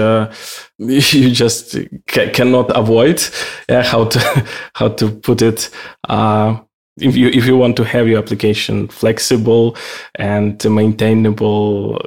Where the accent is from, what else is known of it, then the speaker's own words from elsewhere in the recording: Ukraine; now in Austria; I'm originally from Ukraine. Now I'm living in Austria